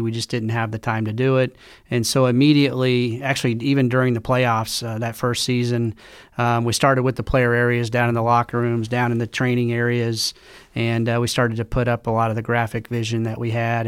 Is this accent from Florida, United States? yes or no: no; Tulsa, Oklahoma, United States; moved away; I grew up in Tulsa, Oklahoma.